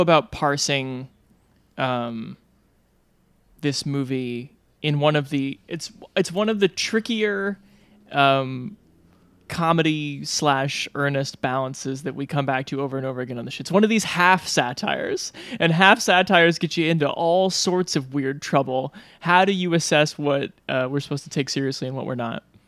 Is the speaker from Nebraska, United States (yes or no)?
yes; Omaha, Nebraska, United States; growing up in Omaha, Nebraska, like the Dundee Theater